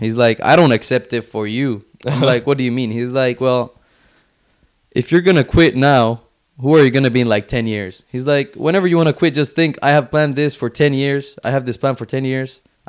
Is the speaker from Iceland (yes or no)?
no; Finland; moved away; I was born and raised in Finland up until 2010.